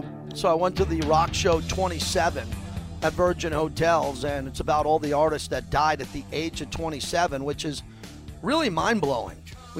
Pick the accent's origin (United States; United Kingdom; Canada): United States; New York; now in Las Vegas, United States; I'm from New York. I live in Vegas.